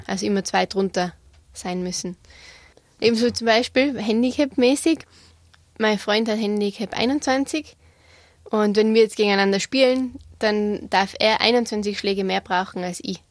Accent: Igls, Tyrol, Austria; also born or lived in United States; ich bin in Igels aufgewachsen, habe so ziemlich jeden Sport ausprobiert, äh, den wir in Tirol haben

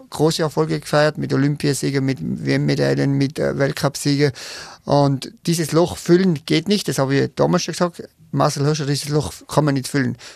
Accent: Tyrol, Austria; accent: Tyrolean; Ich kenne es nur von meiner Region äh, und da hat sich aber das so eingebürgert und der, der Tiroler Dialekt ist ja so ein bisschen gröber

